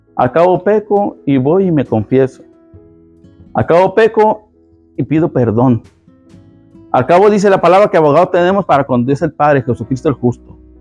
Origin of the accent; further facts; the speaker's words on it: Mexico; soy mexicano y hablo rápido